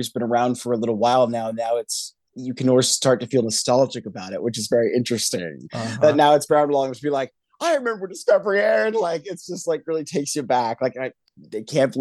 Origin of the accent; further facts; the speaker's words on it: Northern California, United States; I'm from Northern California myself